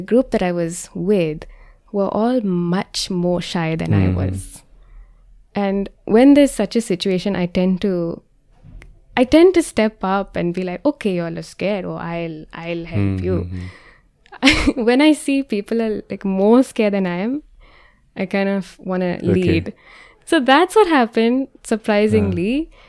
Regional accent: India; I was like, oh, what if I do this as an Indian Christian? I couldn't find other Indian Christians at that time.

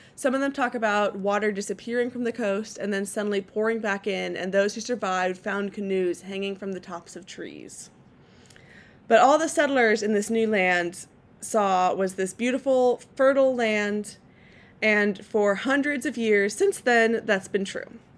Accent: California, United States; now in Portland, United States; my my home state and the best state in the union, California

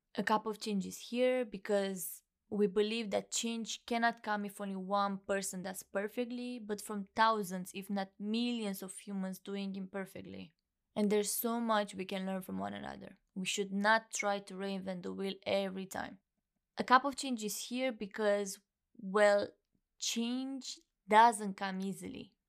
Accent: Romania; moved away; Originally, I'm from Romania

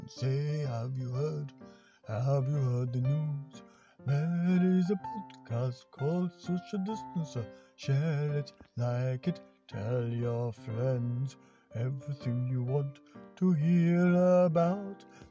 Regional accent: United Kingdom; we're British

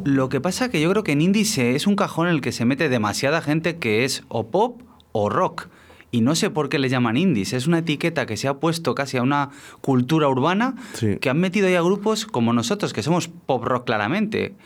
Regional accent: Aldea de San Miguel, Castile and León, Spain; mi pueblo, de Aldea San Miguel

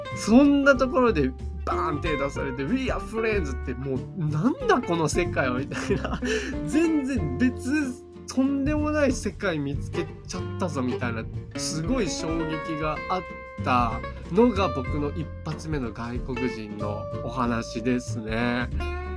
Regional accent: Japan; 僕が、I'm from Japan 言うたら

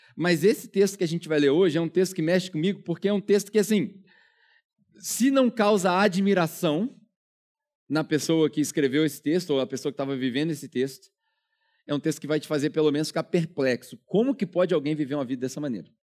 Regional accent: Brazil; moved away as an adult; also born or lived in New Zealand; Eu não tinha a menor pretensão de voltar pro Brasil

